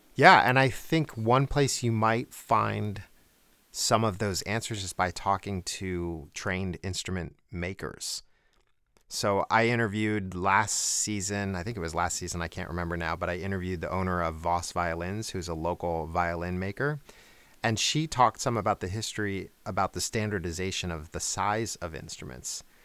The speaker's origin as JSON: {"language": "English", "region": "outside of New York", "country": "United States", "tie": "born or raised there", "moved": "yes", "lives_now": "Atlanta, United States", "said": "I grew up outside of New York"}